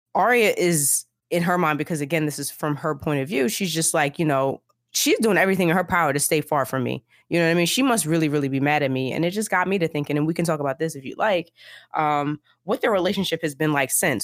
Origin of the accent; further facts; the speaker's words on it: United States; I am an American.